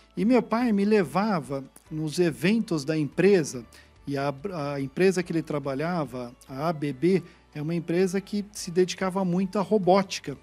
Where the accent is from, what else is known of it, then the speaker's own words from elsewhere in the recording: São Paulo, Brazil; also born or lived in Baden, Switzerland; Então eu fui criado no Brasil, fui criado na Vila Mariana, em São Paulo